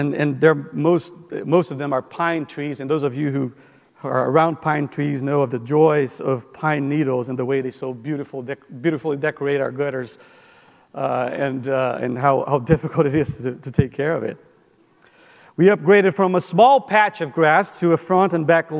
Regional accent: Brazil; moved away; we grew up in Brazil, my wife

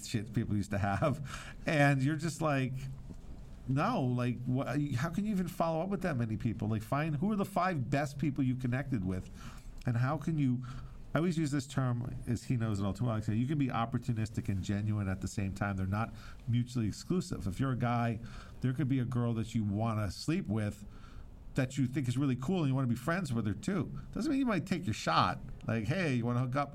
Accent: Long Beach, New York, United States; now in Miami, United States; I am originally from Long Beach, New York

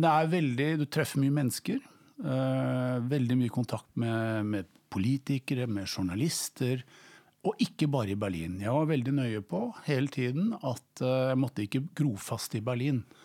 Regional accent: Norway; first language Norwegian; also born or lived in Bonn, Germany; jeg vokste opp i Norge og vi snakket norsk hjemme

